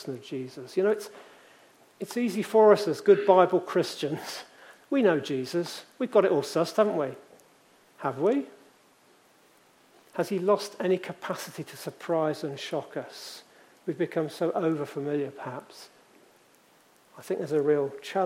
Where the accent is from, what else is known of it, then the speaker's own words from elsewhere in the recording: Leamington Spa, West Midlands, United Kingdom; in the church I grew up in Leamington